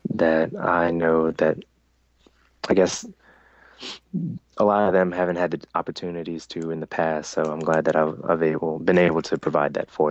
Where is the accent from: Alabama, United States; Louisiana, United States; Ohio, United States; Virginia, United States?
Louisiana, United States; Baton Rouge; I grew up in Baton Rouge